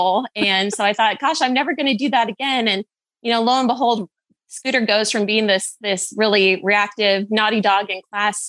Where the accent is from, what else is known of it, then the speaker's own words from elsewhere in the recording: Idaho, United States; I moved from Southern to North Idaho in about sixth grade.